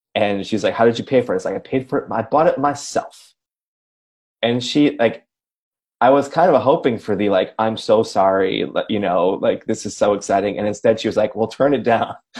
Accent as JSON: {"language": "English", "town": "Racine", "region": "Wisconsin", "country": "United States", "tie": "born or raised there", "said": "I grew up in Racine, it's like half hour out of town"}